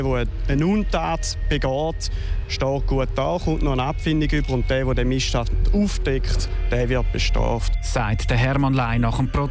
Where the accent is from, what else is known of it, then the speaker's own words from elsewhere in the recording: St. Gallen, Switzerland; gerade auch, wo ich herkomme, aus dem Kanton St. Gallen, ist es so, dass ja eben doch der Abbau ganz stark ist in der Fläche